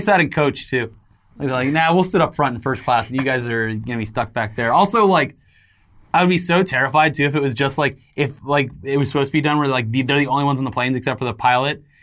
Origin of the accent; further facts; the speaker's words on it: Florida, United States; when I was growing up in Florida